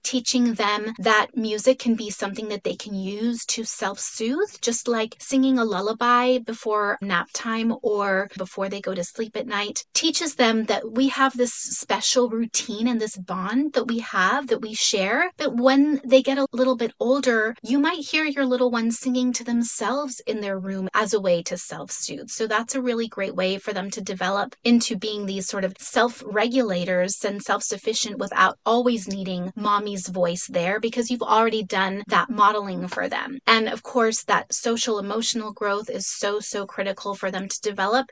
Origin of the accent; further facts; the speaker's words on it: Mexico City, Mexico; first language Spanish; English is a second language; now in San Diego, United States; I'm originally from Mexico City, so Spanish is my first language